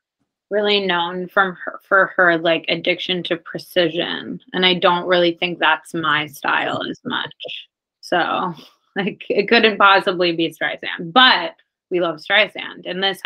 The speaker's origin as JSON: {"language": "English", "town": "Los Angeles", "region": "California", "country": "United States", "tie": "born or raised there", "said": "But Libe and I are native Angelenos."}